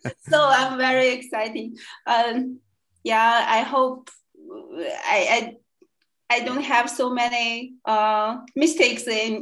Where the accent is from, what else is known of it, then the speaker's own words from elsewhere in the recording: China; first language Chinese; English is a second language; moved away as an adult; now in Magdeburg, Germany; my mother language is Chinese. I'm from China.